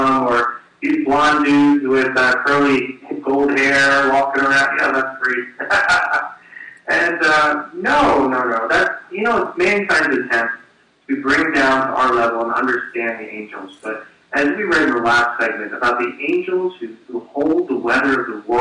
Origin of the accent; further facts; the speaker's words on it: New Jersey, United States; I was born in New Jersey